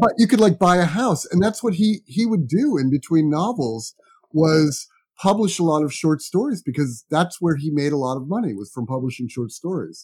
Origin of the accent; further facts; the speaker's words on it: United States; also born or lived in New York; I grew up in New Jersey and New York